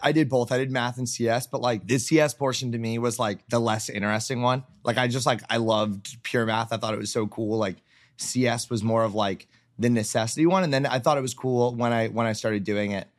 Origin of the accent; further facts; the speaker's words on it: South Florida, United States; also born or lived in Tallahassee, Florida; I'm from Florida originally, born and raised. Grew up in South Florida